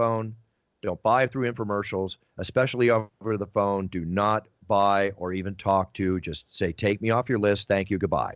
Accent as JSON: {"language": "English", "town": "Malibu", "region": "California", "country": "United States", "tie": "born or raised there", "said": "my growing up in Malibu through my surfing in the 70s, the 80s, the 90s"}